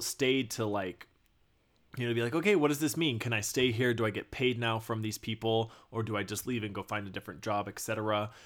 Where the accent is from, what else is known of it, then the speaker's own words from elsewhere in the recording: Texas, United States; I grew up in Texas